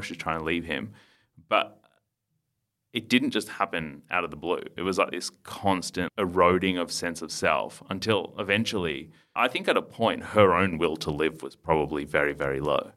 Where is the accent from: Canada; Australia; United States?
Australia; Melbourne, Victoria; also born or lived in India / Port Lincoln / Adelaide; we moved from Port Lincoln, pit stop in Adelaide, and then to Melbourne. And I was eighteen months. And then spent childhood here.